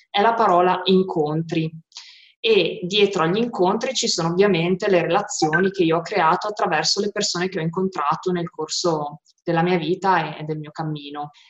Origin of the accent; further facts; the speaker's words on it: Modena, Emilia-Romagna, Italy; sono di Modena e ho quasi 37 anni.